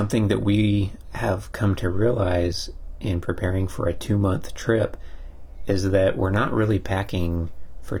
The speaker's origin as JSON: {"language": "English", "region": "Texas", "country": "United States", "said": "we're from Texas"}